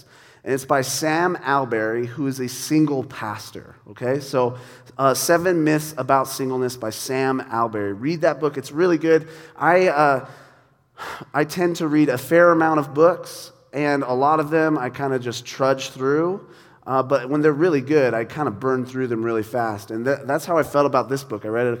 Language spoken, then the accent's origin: English; Ireland; I'm Irish. I think it's a thing Irish people do.